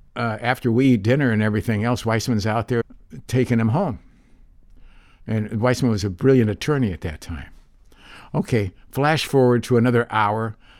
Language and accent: English; Santa Monica, California, United States; also born or lived in Big Bear; I grew up here in Santa Monica